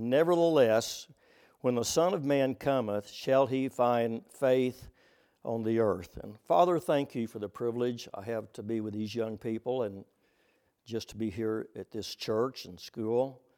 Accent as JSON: {"language": "English", "region": "Oklahoma", "country": "United States", "said": "Oh, by the way, since I'm from Oklahoma, the plains of Oklahoma, I was going to bring you greetings"}